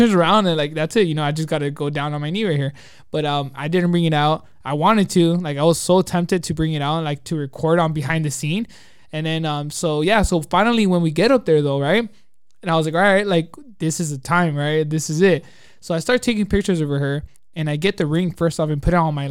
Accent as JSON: {"language": "English", "town": "Glendora", "region": "California", "country": "United States", "tie": "born or raised there", "also_born_or_lived": "Azusa, California", "said": "I grew up in Glendora and Azusa"}